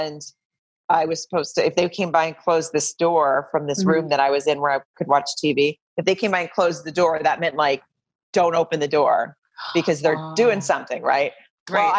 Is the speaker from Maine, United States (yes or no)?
no; Farmington, Arkansas, United States; moved away as an adult; now in Los Angeles, United States; I grew up in a really small town called Farmington in Arkansas